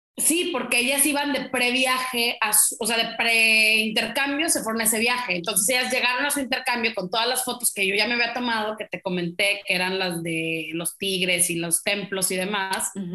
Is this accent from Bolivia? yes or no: no; Mexico; como somos los mexicanos, pues chismosos